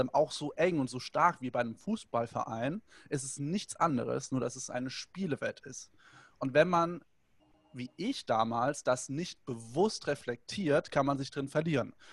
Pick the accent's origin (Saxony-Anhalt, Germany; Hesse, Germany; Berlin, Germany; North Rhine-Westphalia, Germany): Hesse, Germany; Hanau; oder ich durfte bei anderen mitgehen, weil alleine hätte ich mich nicht getraut, in die Dorfdisco zu gehen bei uns in Hanau.